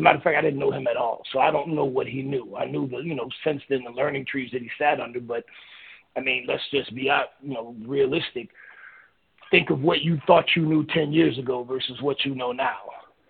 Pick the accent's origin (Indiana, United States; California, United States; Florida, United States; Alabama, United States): Florida, United States; Miami; I'm from Miami